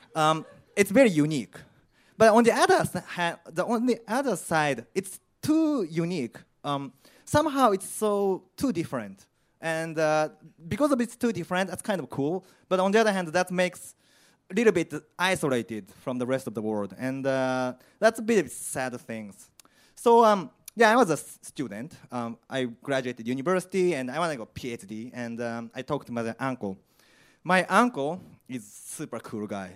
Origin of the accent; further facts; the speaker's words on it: Japan; English is a second language; moved away as an adult; also born or lived in Indiana, United States / Chicago, United States; now in London, United Kingdom; I'm from Japan, I'm Asian